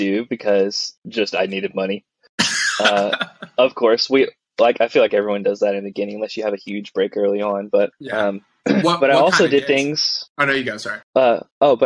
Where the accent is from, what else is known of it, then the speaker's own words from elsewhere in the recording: Dallas area, Texas, United States; moved away as an adult; now in Nashville, United States; originally from Texas. Kind of in the Dallas area, but far enough away from Dallas to not be Dallas.